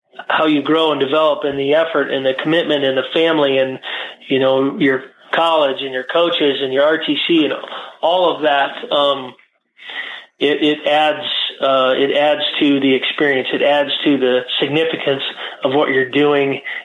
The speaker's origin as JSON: {"language": "English", "town": "Great Falls", "region": "Montana", "country": "United States", "tie": "born or raised there", "also_born_or_lived": "Iowa / Colorado Springs", "moved": "as an adult", "said": "growing up in Great Falls, Montana"}